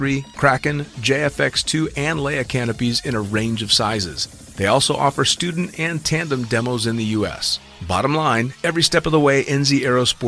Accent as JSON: {"language": "English", "region": "California", "country": "United States", "said": "I'm from California"}